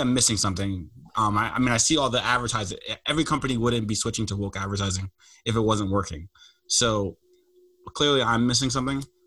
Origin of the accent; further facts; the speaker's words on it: United States; I'm American